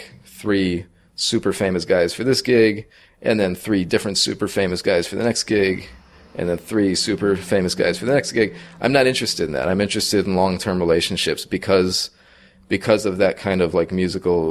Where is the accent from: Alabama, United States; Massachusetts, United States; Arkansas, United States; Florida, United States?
Massachusetts, United States; Agawam; moved away as an adult; also born or lived in Jersey City, New Jersey; I'm from Agawam, Massachusetts, in Western Massachusetts